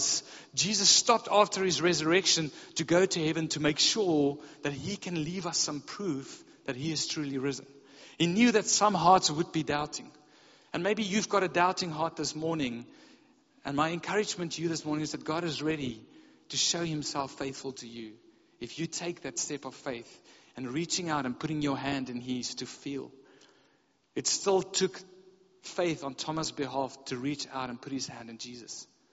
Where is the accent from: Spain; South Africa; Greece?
South Africa; we're from South Africa